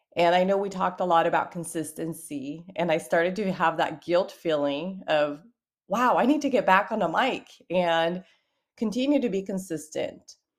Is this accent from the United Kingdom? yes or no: no; Brazil; I'm from Brazil